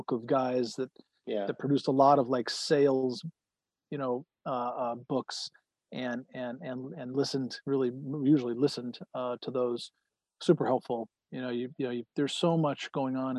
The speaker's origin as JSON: {"language": "English", "region": "Central New York", "country": "United States", "tie": "born or raised there", "also_born_or_lived": "Manhattan / Cooperstown", "moved": "as an adult", "said": "Grew up in Central New York, spent a lot of time in Manhattan and downstate, as we call it"}